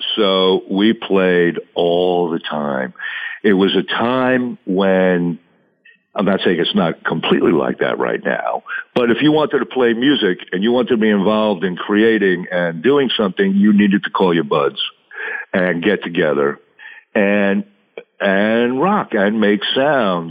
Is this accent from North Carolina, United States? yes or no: no; South Shore of Long Island, New York, United States; I grew up on the South Shore of Long Island, which is very close to uh, New York City, maybe 30 minutes outside of the city